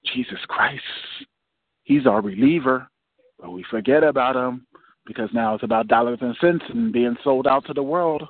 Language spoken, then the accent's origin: English; Irvington, New Jersey, United States; I'm from Irvington, New Jersey